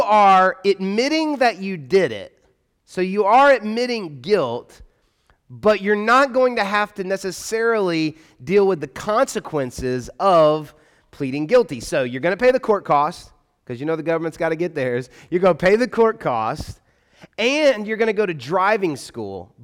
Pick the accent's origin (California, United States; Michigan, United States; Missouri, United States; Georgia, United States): Georgia, United States; Atlanta; accent: Southern; now in Louisville, United States; I grew up in Atlanta